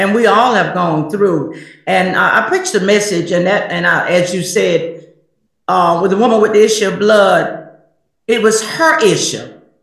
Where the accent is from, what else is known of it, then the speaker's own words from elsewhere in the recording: South Carolina, United States; I'm from South Carolina